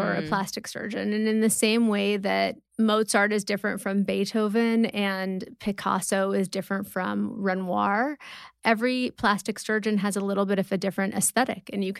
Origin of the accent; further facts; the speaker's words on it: Malibu, California, United States; I grew up in LA in Malibu, Old Getty Museum, and I did art classes there every weekend.